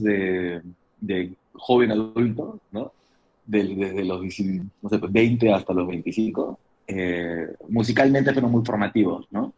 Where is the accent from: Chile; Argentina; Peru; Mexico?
Peru; Lima; los limeños solemos usar muchas palabras que podrían ser despectivas